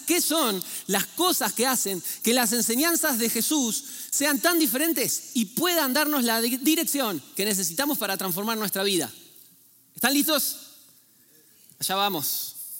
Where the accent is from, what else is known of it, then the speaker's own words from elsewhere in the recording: Argentina; moved away; en Argentina, ¿sí? yo de ahí vengo, ¿eh? por eso pido ya disculpas si tengo un acento algo extraño